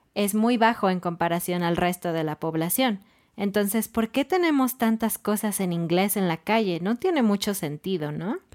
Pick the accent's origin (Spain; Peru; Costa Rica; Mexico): Mexico; Mexico City; now in Querétaro, Mexico; nosotros somos de Ciudad de México y ahora estamos en Querétaro